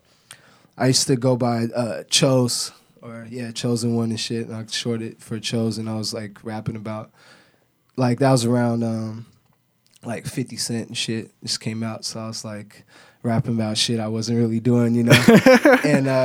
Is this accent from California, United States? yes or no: no; Portland, Oregon, United States; moved away; I'm really from Portland Kaiser Hospital. You know, it's Adidas now, but you know, I'm from North Portland, man, St. John's